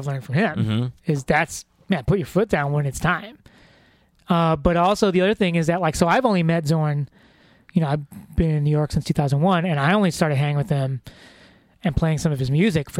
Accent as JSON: {"language": "English", "country": "Philippines", "said": "if we're going to get all general and racist and stuff like totally generalistic traits of being of Filipino people is that they're fun loving."}